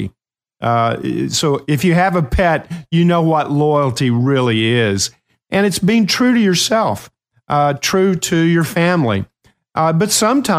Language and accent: English; Ashland, Kentucky, United States; I had a dog named Spot growing up in Ashland, Kentucky